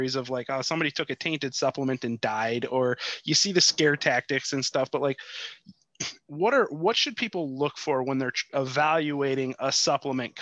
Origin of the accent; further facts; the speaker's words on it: Chicago, Illinois, United States; moved away; I'm from Chicago originally